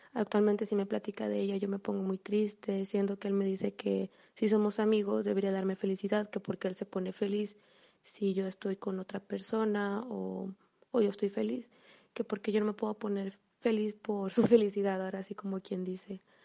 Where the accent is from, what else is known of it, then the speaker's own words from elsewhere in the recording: Mexico; soy de la, soy de México